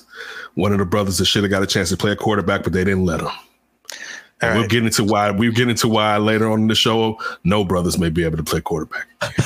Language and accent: English; Illinois, United States; going to school not too far from where I'm from